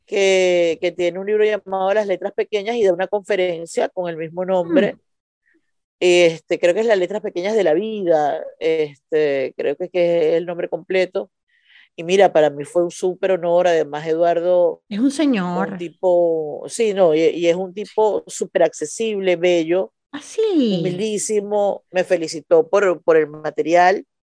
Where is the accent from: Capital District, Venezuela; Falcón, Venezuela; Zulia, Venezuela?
Zulia, Venezuela; Maracaibo; accent: maracucho; moved away as an adult; now in Buenos Aires, Argentina; los que somos de Maracaibo